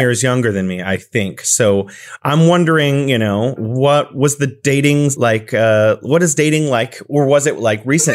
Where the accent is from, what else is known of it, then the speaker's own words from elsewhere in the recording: California, United States; now in Wuhan, China; I'm originally from California, but I'm living here in beautiful Wuhan, China